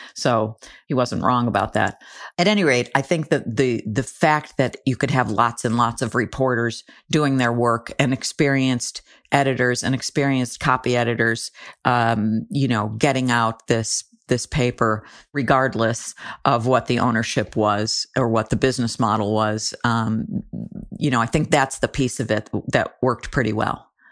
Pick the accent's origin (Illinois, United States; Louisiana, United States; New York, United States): New York, United States; Buffalo; when I grew up in the Buffalo area, my mom and dad subscribed to the Buffalo Evening News